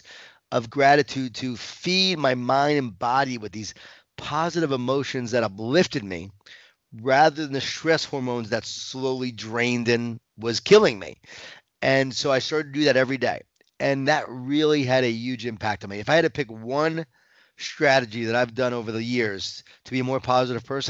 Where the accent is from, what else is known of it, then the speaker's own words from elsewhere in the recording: Long Island, New York, United States; I grew up in Long Island, New York